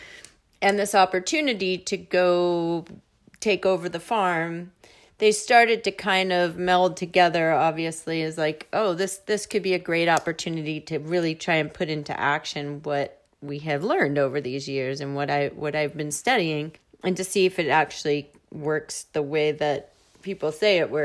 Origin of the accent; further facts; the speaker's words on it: New Jersey, United States; moved away as an adult; also born or lived in New York City / San Francisco / Berkeley; now in Iowa, United States; I grew up mostly outside of New York City in New Jersey, and I was born in New York